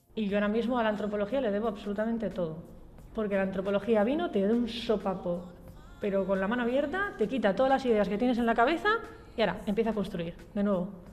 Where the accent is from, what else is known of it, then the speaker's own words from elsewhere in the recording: Valle de Trápaga, Basque Country, Spain; also born or lived in Muskiz / Gallarta / San Sebastián / Portugalete; soy del Valle, del Valle de Trápaga. He vivido en el Valle, en Musquis, en Gallarta, en Donosti